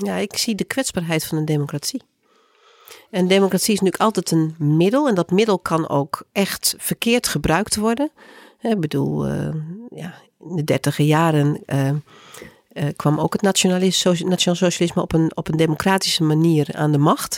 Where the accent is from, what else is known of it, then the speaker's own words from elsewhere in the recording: Groningen, Netherlands; ik kom zelf uit Groningen